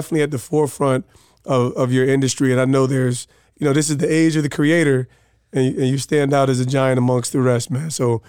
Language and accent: English; New Jersey, United States; in light of us growing up in Jersey, having New York City roots and those things.